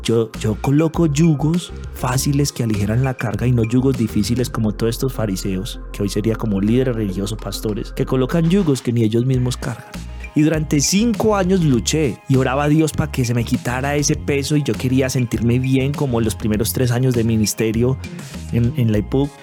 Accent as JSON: {"language": "Spanish", "town": "Manizales", "region": "Caldas", "country": "Colombia", "also_born_or_lived": "Pereira", "said": "Nosotros que somos de Manizales"}